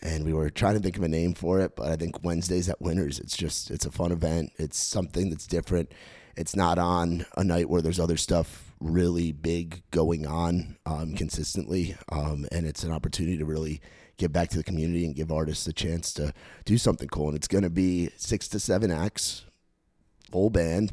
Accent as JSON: {"language": "English", "area": "Rockland County", "region": "New York", "country": "United States", "tie": "born or raised there", "said": "I grew up in New York, um, in the suburbs of Rockland County, New York, about thirty, thirty-five miles outside New York City."}